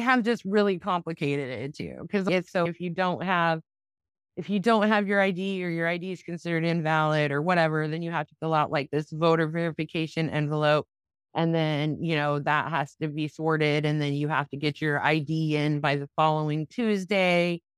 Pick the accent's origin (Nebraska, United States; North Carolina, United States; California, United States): Nebraska, United States; Grant; in my hometown where I grew up in Grant, Nebraska, we didn't even have a D M V in that place